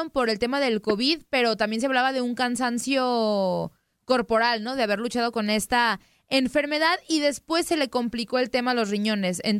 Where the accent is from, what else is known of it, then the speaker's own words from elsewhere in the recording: Guadalajara, Jalisco, Mexico; Sí, sí, soy tapatía